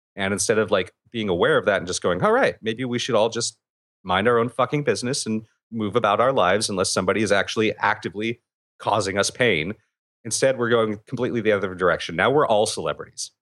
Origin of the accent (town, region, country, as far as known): California, United States